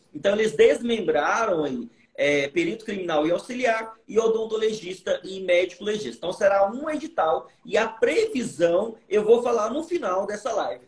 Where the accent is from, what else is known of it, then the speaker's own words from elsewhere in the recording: Goiânia, Goiás, Brazil; eu vim de uma família muito humilde, vim da periferia de Goiânia